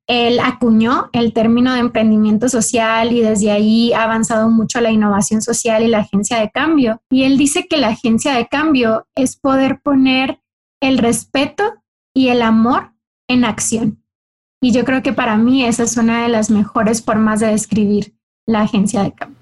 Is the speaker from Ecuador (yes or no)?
no; Cocorit, Sonora, Mexico; yo soy del norte de México, soy del estado de Sonora y en Sonora soy de una comunidad eh, pequeña, parte de los ocho pueblos yaquis, de una comunidad indígena que se llama Cocorit. Y ahí a mí me tocó crecer